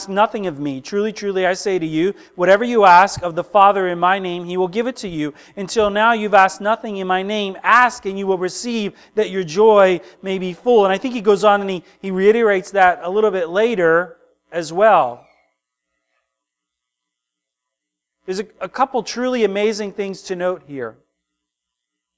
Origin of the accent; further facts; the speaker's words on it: United States; as American Christians